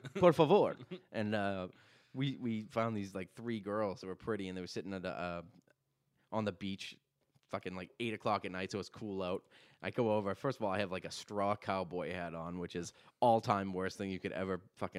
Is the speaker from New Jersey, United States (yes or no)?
yes; New Jersey, United States; I'm from New Jersey.